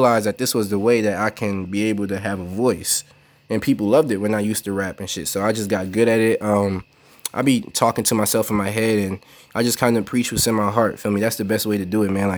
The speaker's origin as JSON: {"language": "English", "town": "Charlotte", "region": "North Carolina", "country": "United States", "tie": "born or raised there", "also_born_or_lived": "Brooklyn, New York", "said": "I'm from Brooklyn, y'all. But I grew up here in Charlotte"}